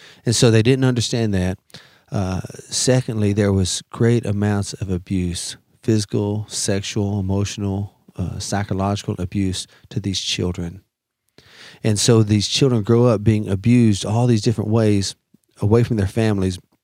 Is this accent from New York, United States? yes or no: no; Dallas Fort Worth area, Texas, United States; I'm Choctaw from the Choctaw Nation of Oklahoma, but I grew up in Texas and uh, kind of the Dallas Fort Worth area